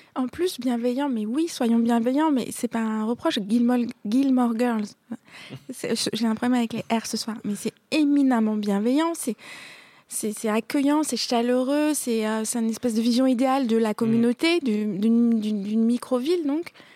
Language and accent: French; Paris, Île-de-France, France; je suis une parisienne, une pure parisienne